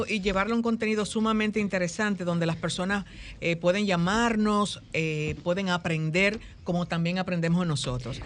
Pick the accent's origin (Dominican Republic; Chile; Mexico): Dominican Republic; nosotros como dominicanos